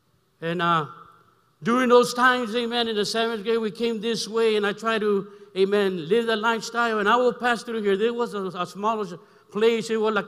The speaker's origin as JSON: {"language": "English", "town": "Brawley", "region": "California", "country": "United States", "tie": "born or raised there", "lives_now": "Los Angeles, United States", "said": "I came back from Imperial Valley, amen, Brawley, my hometown, those that are watching, amen. Amen. And I came to LA 73 to live that lifestyle."}